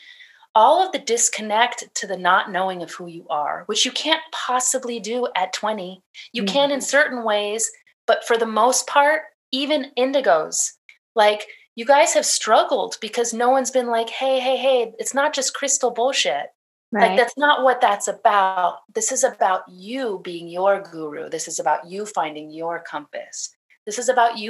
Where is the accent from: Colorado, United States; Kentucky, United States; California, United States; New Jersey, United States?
California, United States; I was born in California